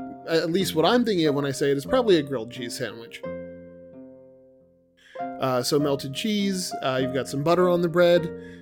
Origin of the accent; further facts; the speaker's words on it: Scotland, United Kingdom; We're Scottish and therefore we like Iron Brew.